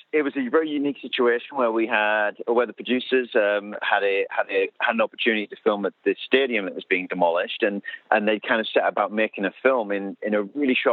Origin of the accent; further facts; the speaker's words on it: United Kingdom; I'm British.